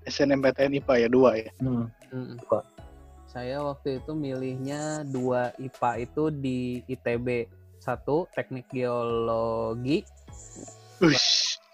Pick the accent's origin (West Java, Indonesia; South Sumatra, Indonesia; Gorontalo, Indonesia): Gorontalo, Indonesia; maaf saya kan orang Gorontalo nggak bisa ngomong F.